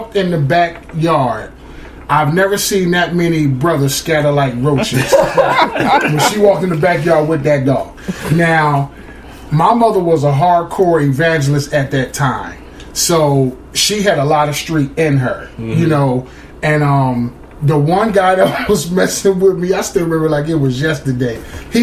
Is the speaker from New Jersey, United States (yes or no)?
yes; Camden, New Jersey, United States; we live, we're from Camden, New Jersey.